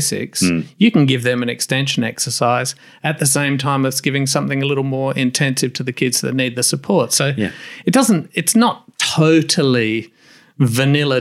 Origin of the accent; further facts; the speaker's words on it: South Australia, Australia; We make an R sound instead because we're South Australian